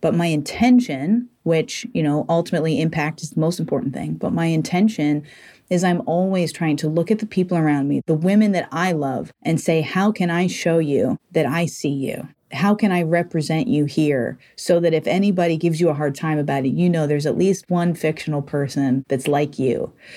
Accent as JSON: {"language": "English", "region": "Massachusetts", "country": "United States", "tie": "born or raised there", "moved": "as an adult", "lives_now": "Los Angeles, United States", "said": "I grew up in Massachusetts"}